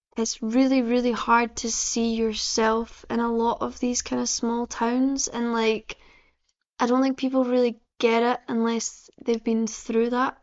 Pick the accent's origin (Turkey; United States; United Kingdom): United Kingdom; Livingston, Scotland; I'm from uh, Livingston